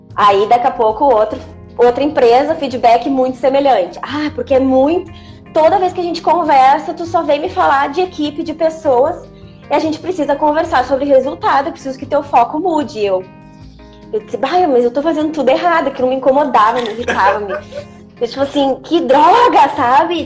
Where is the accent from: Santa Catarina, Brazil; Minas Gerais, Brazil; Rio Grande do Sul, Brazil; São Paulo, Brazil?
Rio Grande do Sul, Brazil; Gaúcha; moved away as an adult; now in Mogi, Brazil; eu sou gaúcha, tô expatriada aqui em Mogi